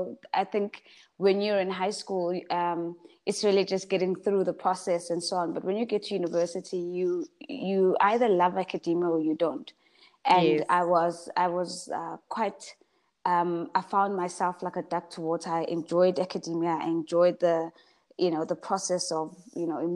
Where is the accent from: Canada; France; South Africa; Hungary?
South Africa; Pietermaritzburg, KwaZulu-Natal; moved away as an adult; I'm from Pietermaritzburg, so from KZN, and I come from a family of girls